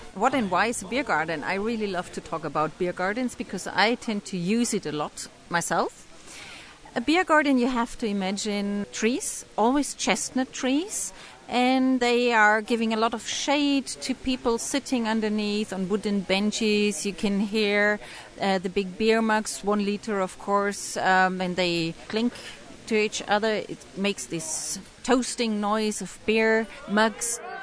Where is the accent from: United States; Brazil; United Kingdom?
United Kingdom; England; also born or lived in Indonesia; I'm English, but I travel a lot in Indonesia